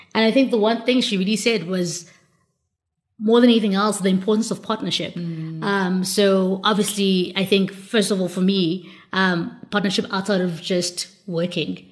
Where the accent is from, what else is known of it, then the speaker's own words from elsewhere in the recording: South Africa; as an African, as as South African specifically